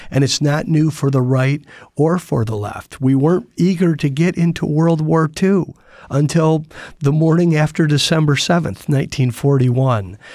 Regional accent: Toledo, Ohio, United States; moved away as an adult; I grew up in Toledo, Ohio, and lived there till I was eighteen

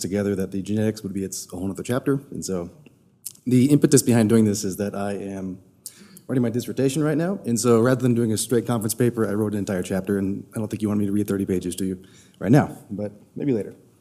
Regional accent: Texas, United States; moved away; I'm also originally from Texas.

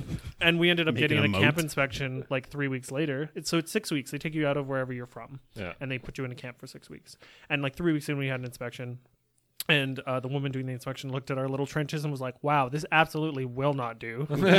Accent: England, United Kingdom; I'm English, you don't know.

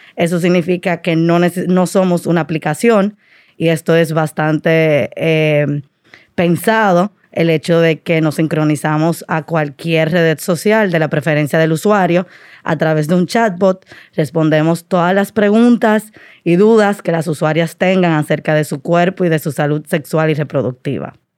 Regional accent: Dominican Republic; also born or lived in Washington, D.C.; soy dominicana, como le decía, eh, mi familia de Puerto Plata

